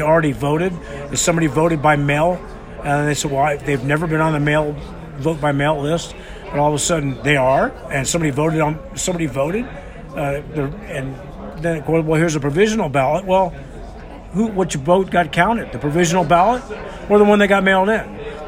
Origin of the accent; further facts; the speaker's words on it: California, United States; also born or lived in New York; And moved to California with my parents, and then my folks split up when I was in the six